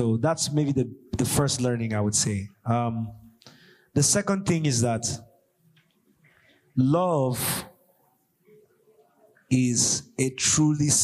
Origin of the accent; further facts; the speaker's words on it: Jos, Plateau, Nigeria; we're from Joss. We're like just kids.